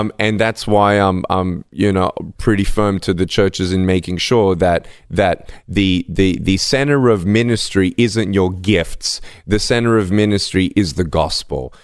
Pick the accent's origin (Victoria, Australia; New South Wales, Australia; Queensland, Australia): Victoria, Australia; Melbourne; I was born in Melbourne, Australia, without limbs